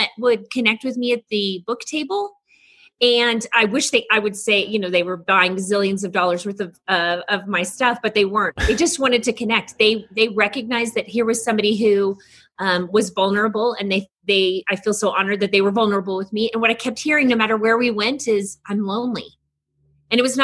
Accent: Texas, United States; I'm a Texan. We say all y'all

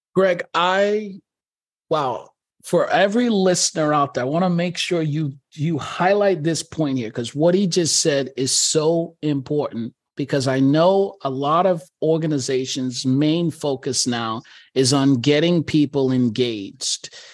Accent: New York, United States; I'm a New Yorker

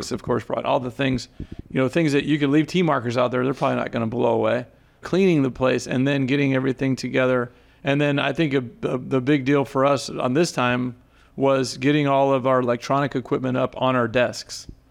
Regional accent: Zephyrhills, Florida, United States; also born or lived in Plattsburgh, New York; growing up in Central Florida

